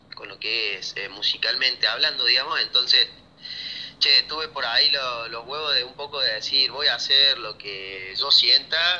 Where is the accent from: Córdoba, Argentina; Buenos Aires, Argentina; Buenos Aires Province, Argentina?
Córdoba, Argentina; soy bastante, bastante cordobés